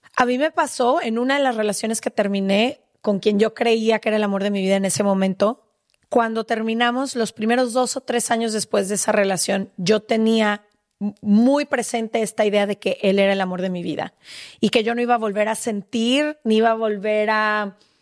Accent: Mexico; como mujer mexicana

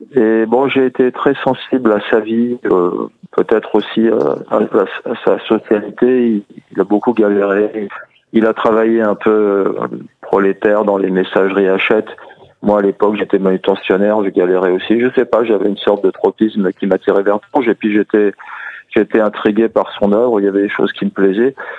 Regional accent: France; also born or lived in Corrèze, France / Sarcelles, France; j'ai passé un peu mon enfance en Corrèze, puis dans les cités, à Sarcelles

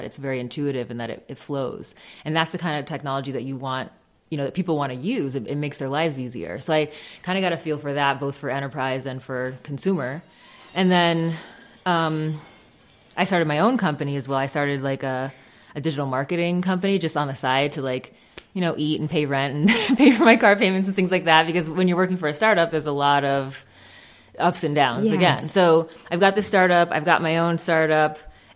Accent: Springfield, Massachusetts, United States; My parents moved here from Jamaica in their teens. And with like a, you know, a big family of Jamaican immigrants, basically, in Springfield, Massachusetts

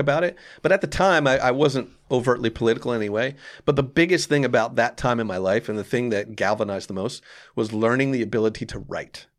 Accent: Lawrenceville, New Jersey, United States; also born or lived in Orange, New Jersey; I grew up in Lawrenceville, which is much different

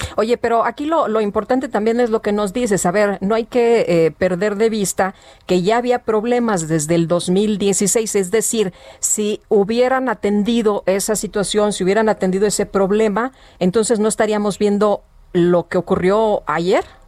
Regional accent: Mexico City, Mexico; Allá en mi pueblo, en Coajimalpa

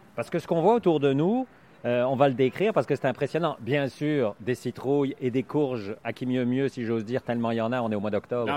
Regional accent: Belgium; also born or lived in Quebec; now in Canada; je suis né en Belgique

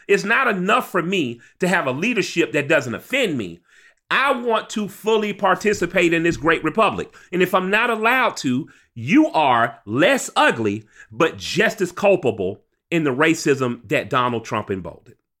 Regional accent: Atlanta, Georgia, United States; I grew up in Atlanta

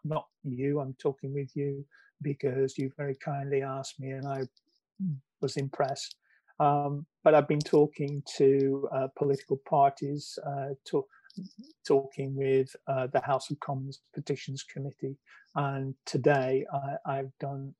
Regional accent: Preston, North West England, United Kingdom; Preston North End, which is my hometown

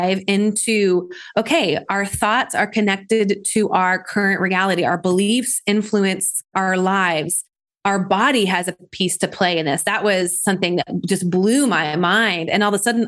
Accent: Nashville, Tennessee, United States; I'm from Nashville, Tennessee

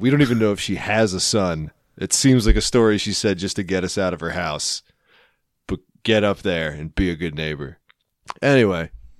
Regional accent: Philippines; … is a common Filipino name, and I am Filipino.

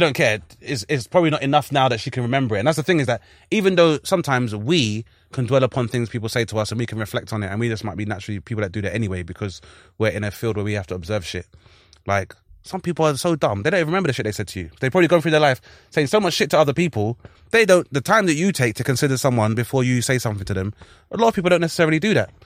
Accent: London, United Kingdom; we're from South London

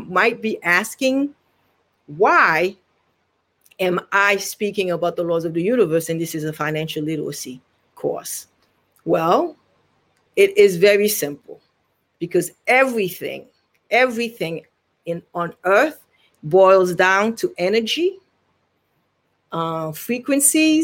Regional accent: Haiti; now in Virginia, United States; I am originally from Haiti, Haitian Taino

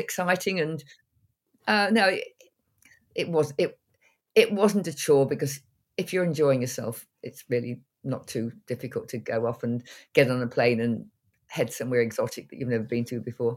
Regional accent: North Cambridgeshire, East of England, United Kingdom; moved away as an adult; I was born very near to where I'm sitting now. I, I went away, went around the world, and then came back

